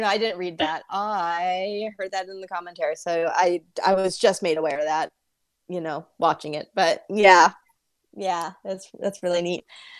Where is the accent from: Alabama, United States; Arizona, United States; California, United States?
California, United States; Bakersfield; a very short-lived television show based in my hometown, Bakersfield PD.